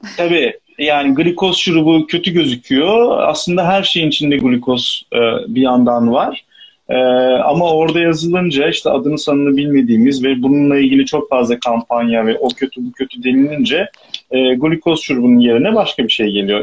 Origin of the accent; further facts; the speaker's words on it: Istanbul, Turkey; İstanbul'da doğup büyüdüğüm için burada da kalamıyorum